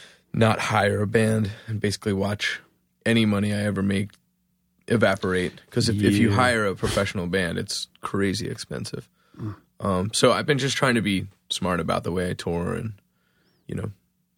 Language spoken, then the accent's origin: English; Philadelphia, Pennsylvania, United States; now in Ambler, United States; I was raised in Roxborough, but I moved out into the burbs about 8 years ago.